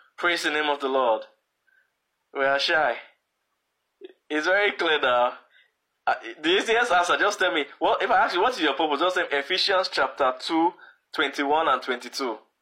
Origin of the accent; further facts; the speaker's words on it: Edo, Nigeria; I'm originally from Edo State